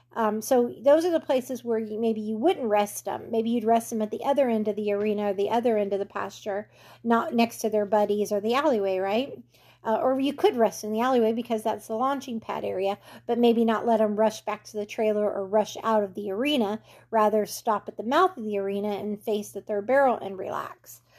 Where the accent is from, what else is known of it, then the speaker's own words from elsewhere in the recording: California, United States; moved away; I grew up in California